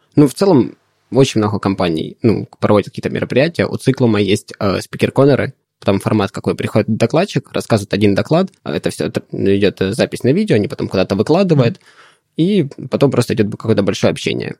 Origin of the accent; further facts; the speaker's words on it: Donetsk, Donetsk Oblast, Ukraine; also born or lived in Poltava; now in Kharkiv, Ukraine; я сам из Донецка